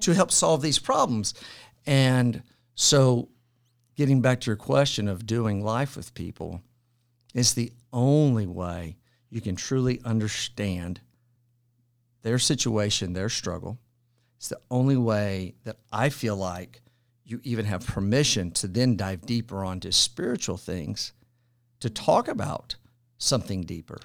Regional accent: Franklin, Tennessee, United States; also born or lived in Madrid / Abilene; I am one of the rare folks from Franklin, Tennessee. I was born and raised here. and I live here now.

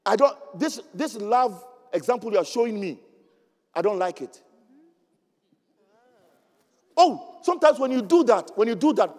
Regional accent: Ghana; There's a situation in Africa, my home country, where you can see the Fulanis actually herding their cows and they walk through streets, the main streets of Accra

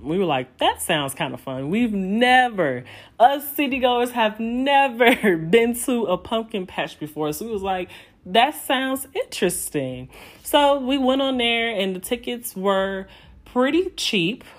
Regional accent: Chicago, Illinois, United States; moved away as an adult; also born or lived in Indiana; I'm from Chicago

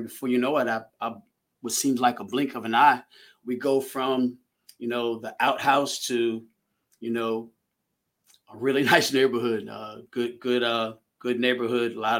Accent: Manassas, Virginia, United States; also born or lived in Haymarket, Virginia; I'm from Manassas, Virginia

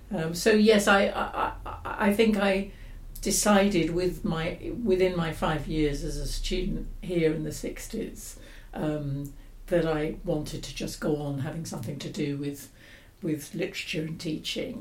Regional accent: London, United Kingdom; now in Oxford, United Kingdom; I grew up in London in the 50s and 60s and went to London schools

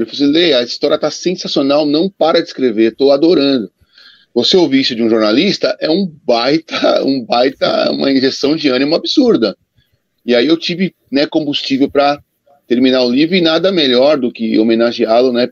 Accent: São Paulo, Brazil; como eu fui criado na Portuguesa de Esportes, porque meu pai jogou na Portuguesa de Esportes, eu morava na Zona Norte, muito perto da Portuguesa

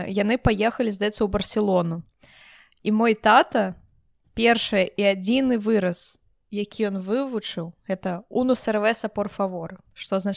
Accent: Belarus; я беларуска я люблю холод

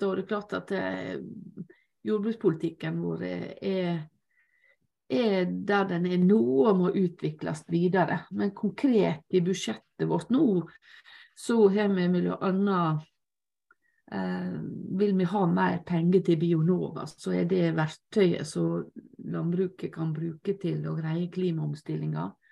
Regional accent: Lepsøya, Møre og Romsdal, Norway; på eh, Lepsøya, der jeg vokste opp

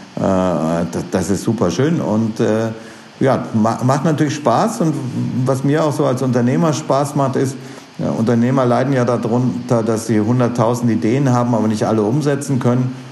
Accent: Rhineland, Germany; also born or lived in St. Gallen, Switzerland; now in Austria; ich bin halt Rheinländer

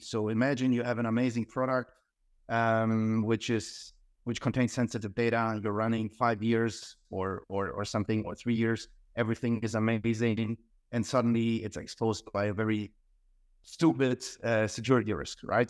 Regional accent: Hamburg, Germany; moved away; also born or lived in Croatia; I was born in Croatia, um, but then my, I spent my, the majority of my life in Germany, Hamburg

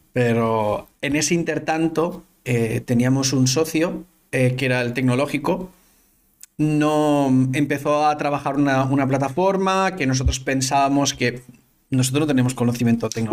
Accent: Ontinyent, Valencian Community, Spain; also born or lived in Barcelona; Yo soy de Ontinyent, que es un pueblo que está como a una hora al sur de Valencia

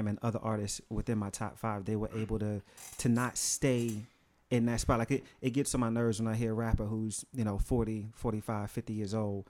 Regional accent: New York City, New York, United States; I'm from Brooklyn, so I mean, I know that's an influence at the same time.

